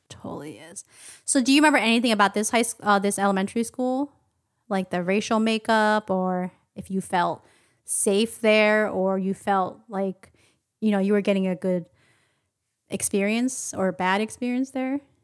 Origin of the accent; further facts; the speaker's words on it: Philadelphia, Pennsylvania, United States; also born or lived in Upper Darby / Taiwan; our combined and separate experience growing up in Philadelphia, um, and, and Upper Darby, a suburb of Philadelphia